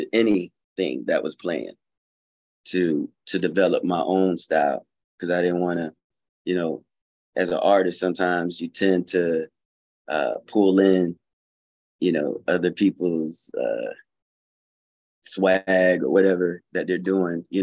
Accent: Fayetteville, North Carolina, United States; also born or lived in Atlanta, Georgia; I'm from North Carolina, Fayetteville. Grew up there.

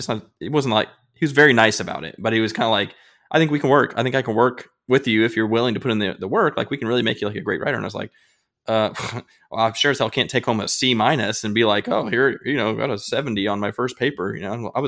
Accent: Illinois, United States; I'm from Podunk, Illinois, in a small town where the resources are nil

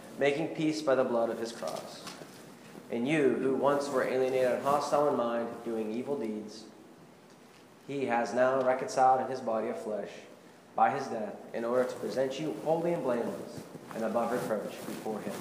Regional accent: Pittsburgh, Pennsylvania, United States; I'm from Pittsburgh

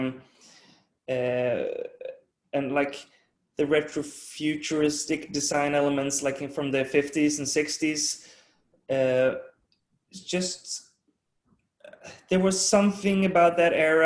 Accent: Sweden; growing up in Sweden, and my dad's from Denmark.

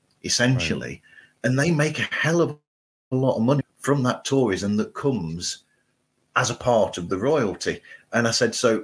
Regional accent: United Kingdom; as a Brit

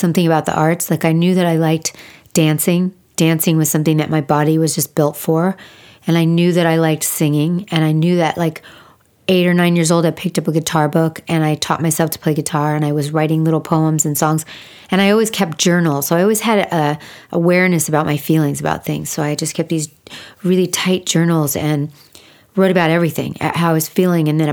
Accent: West Hollywood, California, United States; I grew up pretty much in like West Hollywood

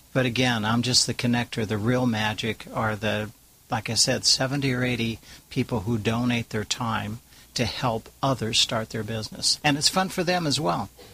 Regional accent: California, United States; also born or lived in Orange County, California

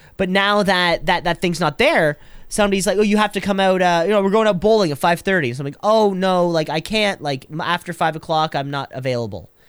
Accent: Canada; I'm Canadian

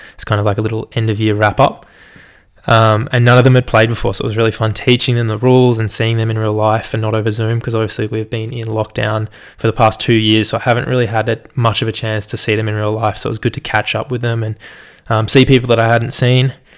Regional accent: Australia; accent: general Australian; me being an Aussie and knowing some Japanese

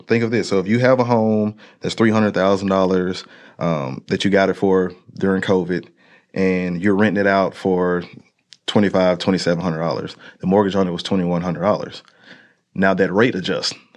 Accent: Monroe, Louisiana, United States; moved away; I am born and raised out of Monroe, Louisiana

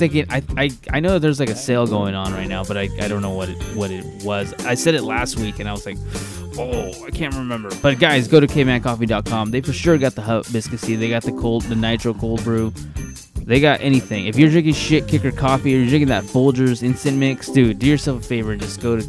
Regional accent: Bakersfield, California, United States; I grew up in the hood. I grew up in East Bakersfield, and I remember we didn't have cable

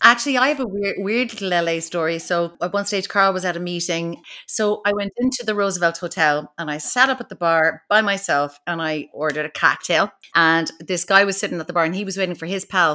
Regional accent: Kinsale, Munster, Ireland; she's from Kinsale, like I am

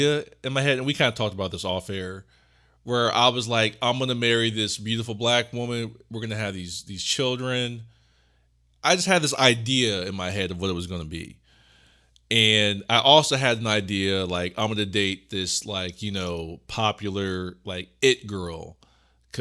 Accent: Ohio, United States; we're from Ohio, and we both worked at the same job

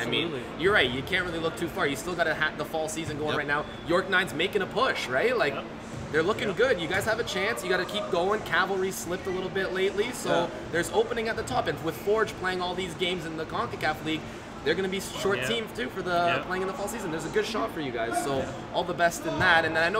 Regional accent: Canada; Yes, it's kind of scary to be going down there as a Canadian to go play in a game like that.

